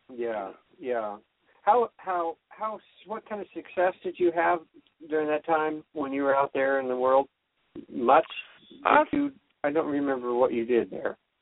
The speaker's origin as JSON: {"language": "English", "region": "California", "country": "United States", "tie": "born or raised there", "said": "I grew up in California"}